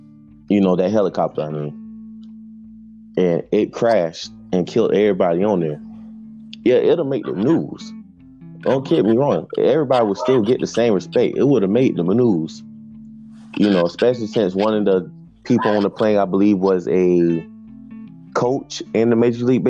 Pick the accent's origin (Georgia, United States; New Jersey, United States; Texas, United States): Georgia, United States; Augusta; also born or lived in Jacksonville; But me, growing up in Jacksonville and growing up in Augusta, Georgia